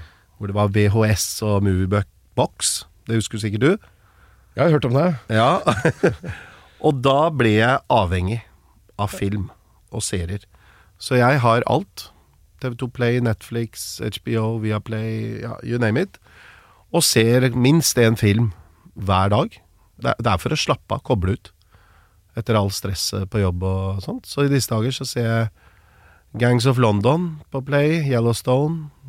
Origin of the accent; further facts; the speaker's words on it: Norway; hvor lite oppmerksomhet det var hjemme i Norge